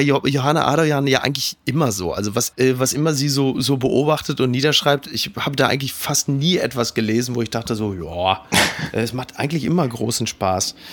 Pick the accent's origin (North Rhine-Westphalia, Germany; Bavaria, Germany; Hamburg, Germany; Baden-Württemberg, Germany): North Rhine-Westphalia, Germany; Castrop-Rauxel; also born or lived in Essen; ich komme aus Kastrop Rauxel